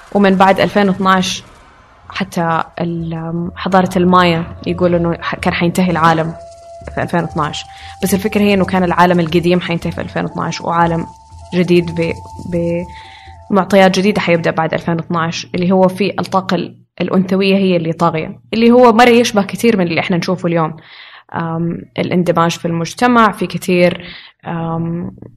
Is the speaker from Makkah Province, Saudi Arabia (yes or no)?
no; Riyadh, Riyadh Province, Saudi Arabia; moved away as an adult; now in Jeddah, Saudi Arabia; عشت في الرياض